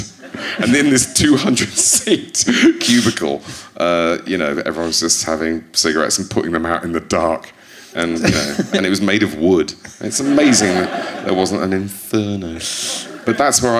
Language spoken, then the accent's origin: English; Lincolnshire, East Midlands, United Kingdom; now in London, United Kingdom; I'm from Lincolnshire